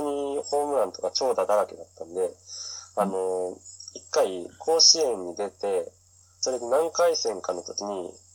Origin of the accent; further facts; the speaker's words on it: Kanazawa, Ishikawa, Japan; moved away as an adult; also born or lived in Vancouver; 出身は石川県の金沢市です。